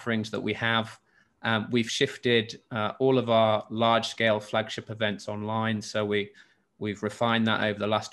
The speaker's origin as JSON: {"language": "English", "town": "Hull", "region": "Yorkshire and the Humber", "country": "United Kingdom", "tie": "born or raised there", "moved": "yes", "lives_now": "Singapore", "said": "I'm from the UK originally, from England, and I grew up in the north of England, in Yorkshire, in a place called in Hull"}